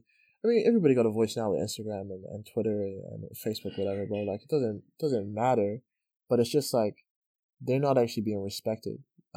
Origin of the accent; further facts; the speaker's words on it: Qatar; I grew up with people in Qatar that just had a way better story to tell.